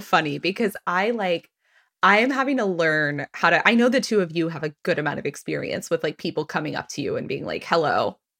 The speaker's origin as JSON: {"language": "English", "region": "Texas", "country": "United States", "also_born_or_lived": "Washington, D.C.", "moved": "yes", "lives_now": "Philadelphia, United States", "said": "I'm from Texas."}